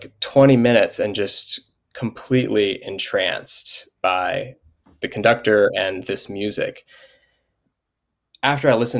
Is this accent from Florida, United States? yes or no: no; Montgomery, Alabama, United States; also born or lived in Alexander City, Alabama; I grew up in Montgomery, Alabama. That's where I was born and raised. Had a little like 5 or 6 years in Alex City.